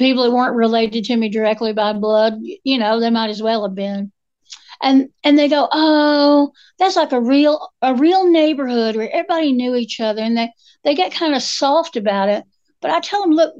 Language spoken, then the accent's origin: English; Appalachia, United States; We're Appalachian women